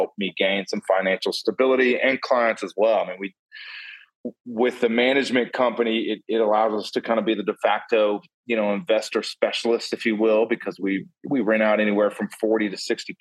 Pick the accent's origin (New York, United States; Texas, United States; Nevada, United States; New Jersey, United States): Texas, United States; Austin; Born and raised in Austin